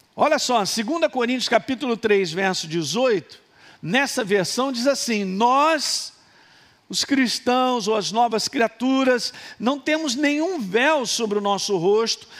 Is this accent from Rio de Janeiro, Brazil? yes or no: no; Minas Gerais, Brazil; Sou de Minas